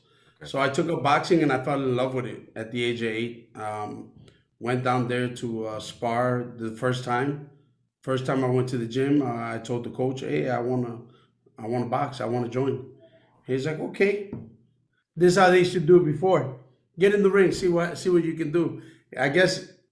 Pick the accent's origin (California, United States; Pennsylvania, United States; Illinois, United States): Illinois, United States; Chicago; I grew up in the north side of Chicago.